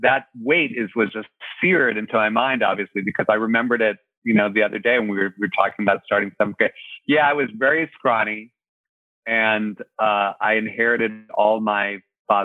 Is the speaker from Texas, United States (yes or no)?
no; Ohio, United States; now in California, United States; I'm from Ohio